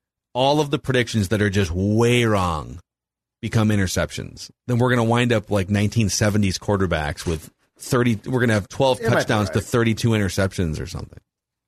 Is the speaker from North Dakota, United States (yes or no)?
yes; Fargo, North Dakota, United States; Also, I'm from Fargo.